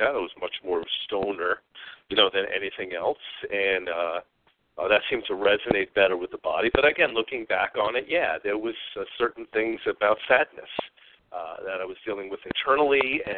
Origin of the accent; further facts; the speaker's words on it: New York, United States; moved away; also born or lived in Arizona; I'm originally from New York